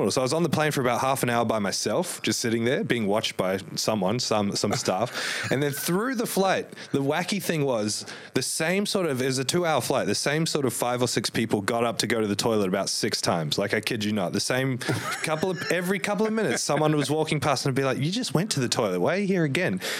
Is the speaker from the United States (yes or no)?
no; New Zealand; born there; also born or lived in Sydney, Australia; I was born in New Zealand and we lived for a short time in Sydney.